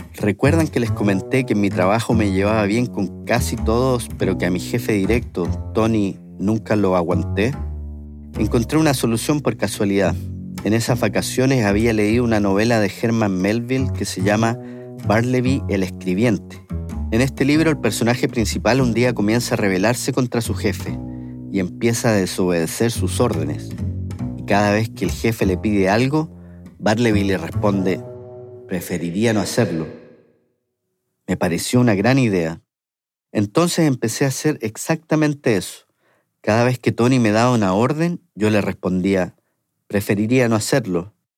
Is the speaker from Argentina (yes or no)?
no; Chile; moved away; siendo chileno